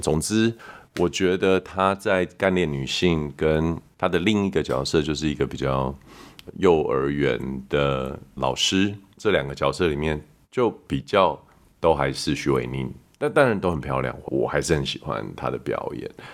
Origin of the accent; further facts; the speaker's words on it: Canada; moved away; 我在加拿大长大的时候，我们很喜欢看有一部剧叫《Friends》